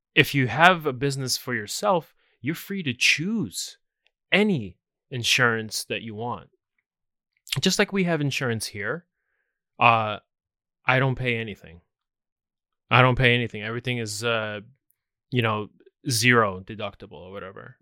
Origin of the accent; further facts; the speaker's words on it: United States; I'm American